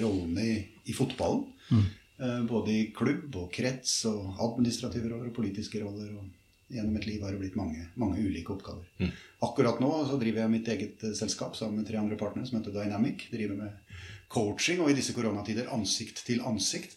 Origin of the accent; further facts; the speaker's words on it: Sarpsborg, Østfold, Norway; født og oppvokst på Ise